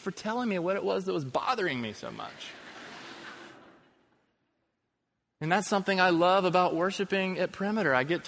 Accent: Quebec, Canada; born there; I was born in Quebec, Canada, in a society that at the time of my birth was collectively rejecting organized religion.

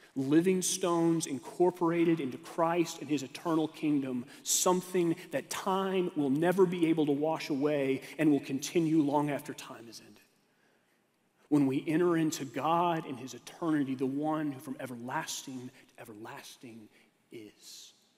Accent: Texas, United States; moved away; I had to go back to Texas, my home state

